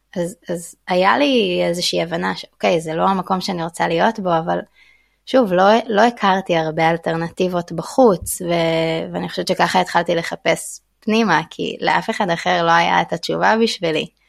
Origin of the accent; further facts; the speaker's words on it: Israel; moved away as an adult; now in Thailand; גדלתי במקום מאוד מאוד אה, אה, הומוגני, שרוב האנשים עושים את אותו דבר ולומדים אותו דבר, יישוב של אנשי קבע